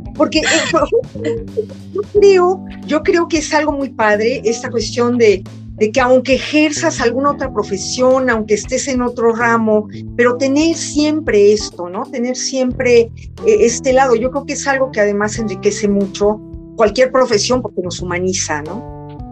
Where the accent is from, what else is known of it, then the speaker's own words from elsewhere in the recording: Mexico; moved away as an adult; also born or lived in France; un libro del reencuentro con mi país y con mi idioma